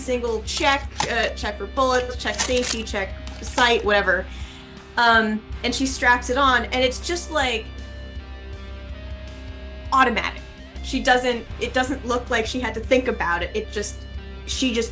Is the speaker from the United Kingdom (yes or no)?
no; Canada; I'm Canadian